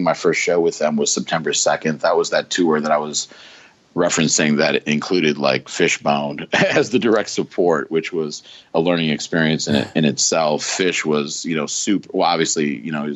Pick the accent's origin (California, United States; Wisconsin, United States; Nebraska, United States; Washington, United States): Wisconsin, United States; Racine; where I grew up in Racine, Wisconsin